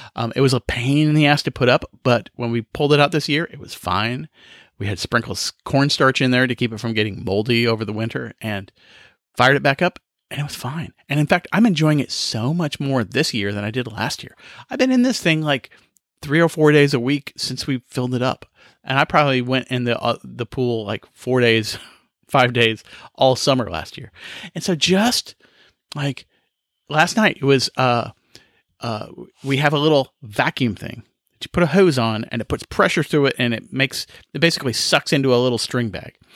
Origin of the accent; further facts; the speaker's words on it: Kansas, United States; now in South Carolina, United States; I grew up in Kansas where we had five days of fireworks